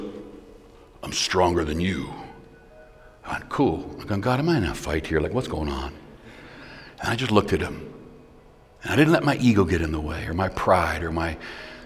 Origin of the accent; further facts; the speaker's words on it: Canada; I'm not just a pastor, I'm a Canadian